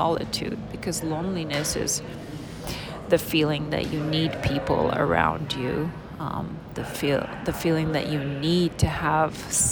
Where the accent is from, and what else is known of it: Lebanon; born or raised there; moved away as an adult